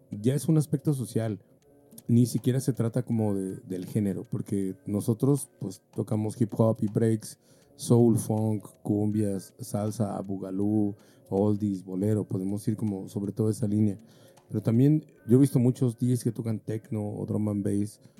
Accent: Mexico; Pero también creo que nosotros como tornamesistas mexicanos hemos ido en contra de lo que se nos dijo.

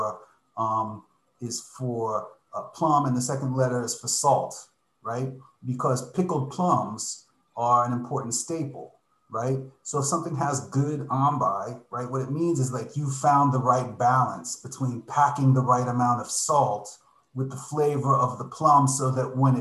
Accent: Miami Beach, Florida, United States; I grew up in Miami Beach

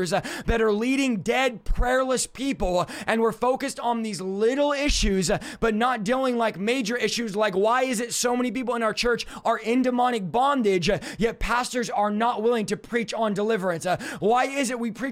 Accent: California, United States; I'm from California

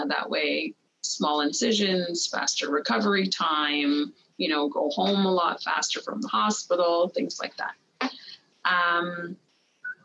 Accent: Montreal, Quebec, Canada; I'm from Quebec originally, and I'm from Montreal

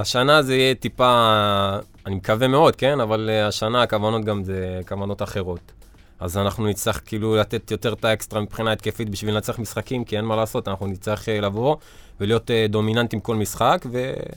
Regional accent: Ashkelon, Southern District, Israel; כשהיינו בליגת העל באשקלון

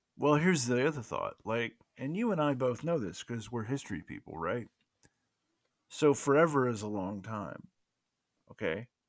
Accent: the South, United States; accent: Southern; that was me with my Southern accent

